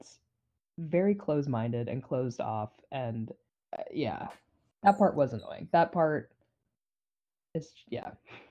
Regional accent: Pacific Northwest, United States; I grew up in the Pacific Northwest, right? Like, we are who we are. I didn't grow up in the South.

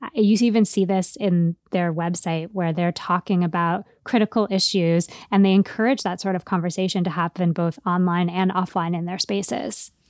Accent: East Coast, United States; And I grew up on the East Coast

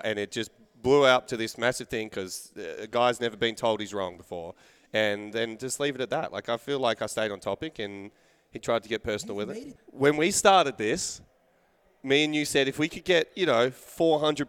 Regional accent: Australia; being Australian.

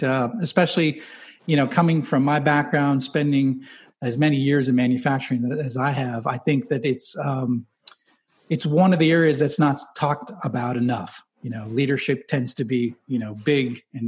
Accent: the North, United States; now in the South, United States; I'm from the North, but I've lived here long enough where I can translate most Southern accents

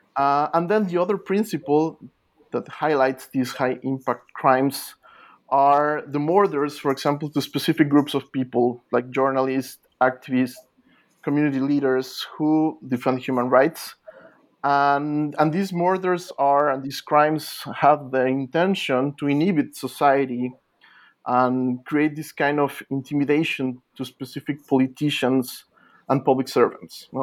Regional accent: Mexico City, Mexico; moved away as an adult; also born or lived in Merida, Yucatan; now in United States; I was born in Mexico City

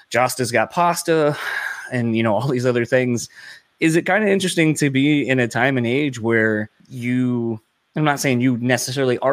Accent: Delaware, United States; now in Michigan, United States; I'm originally from Delaware, and then moved out here

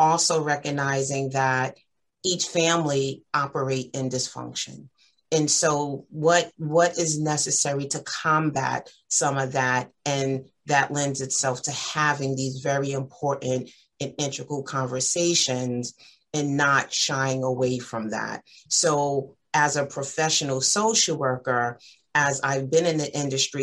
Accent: New York City, New York, United States; I reside in Far Rockaway, Queens, born and raised and still live there

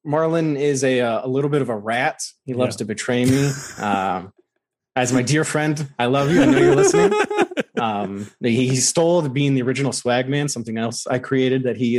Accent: United States; me as an American

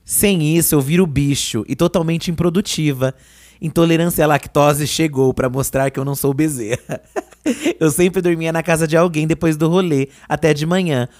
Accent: ABC Paulista, São Paulo, Brazil; a gente vinha lá do ABC

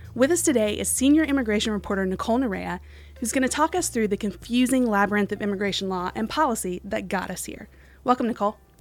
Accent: West Virginia, United States; moved away; my home state, West Virginia.

